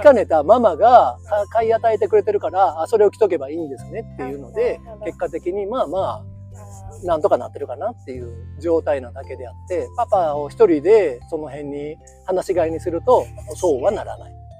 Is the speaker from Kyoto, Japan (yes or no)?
yes; Kyoto, Japan; 生粋の京都人、まあ、ぶぶ漬けでも食べなはれの